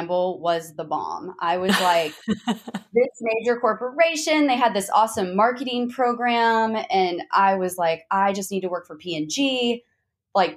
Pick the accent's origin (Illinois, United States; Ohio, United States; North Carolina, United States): Ohio, United States; Zanesville; moved away as an adult; also born or lived in Columbus, Ohio; now in Houston, United States; I was born and raised in Zanesville, Ohio